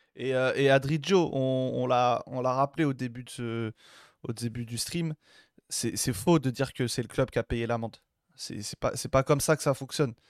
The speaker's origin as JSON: {"language": "French", "country": "Algeria", "said": "on est algérien."}